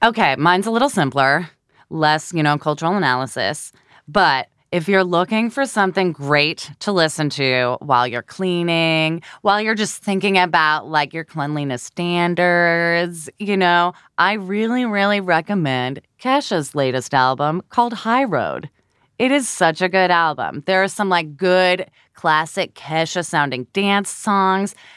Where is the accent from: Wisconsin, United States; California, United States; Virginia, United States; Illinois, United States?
California, United States; moved away as an adult; now in New York, United States; I'm originally from California and I lived there for about 25 years